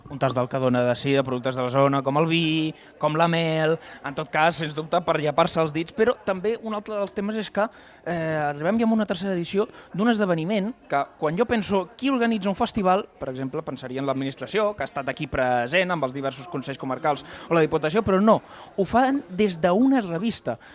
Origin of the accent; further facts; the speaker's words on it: Baix Camp, Catalonia, Spain; ja sabeu que jo sóc del Baix Camp i ja sabeu que a mi m'agrada molt l'interior